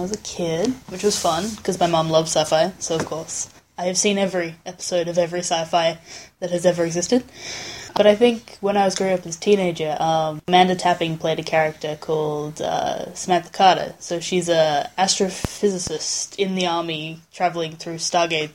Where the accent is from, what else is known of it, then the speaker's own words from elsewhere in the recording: Adelaide, South Australia, Australia; moved away; travel back to Adelaide in my hometown